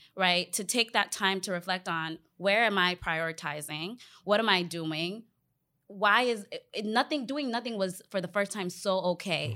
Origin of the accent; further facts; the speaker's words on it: Northern Virginia, United States; also born or lived in Ghana; grew up in the U S here in the Washington, D C, D C area, Vir, um, Virginia, Northern Virginia to be specific.